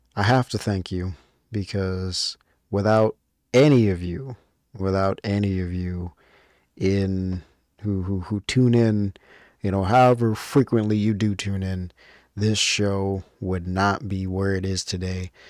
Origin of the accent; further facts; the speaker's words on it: United States; as an American